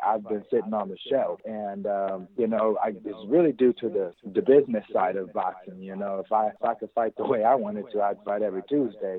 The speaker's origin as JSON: {"language": "English", "town": "Las Vegas", "region": "Nevada", "country": "United States", "tie": "born or raised there", "said": "I'm from Las Vegas, the native of Las Vegas"}